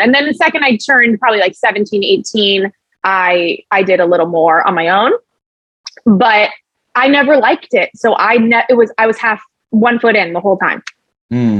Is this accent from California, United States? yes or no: yes; Los Angeles, California, United States; I'm from LA, born and raised